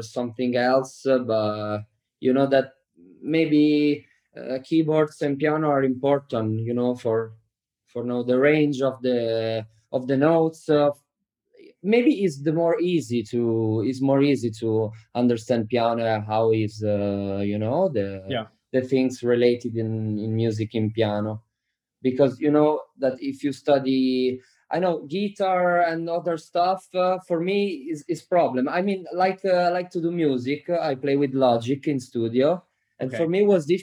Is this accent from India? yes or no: no; Bologna, Emilia-Romagna, Italy; also born or lived in Cattolica; I'm from Bologna. But in the summer, I went to Riccione because I was born close to Riccione in Cattolica